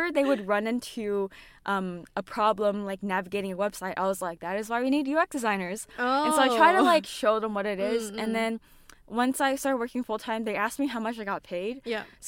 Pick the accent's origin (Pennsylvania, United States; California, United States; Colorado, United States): California, United States; San Francisco Bay Area; I was born and raised in the U.S., in California, San Francisco Bay Area.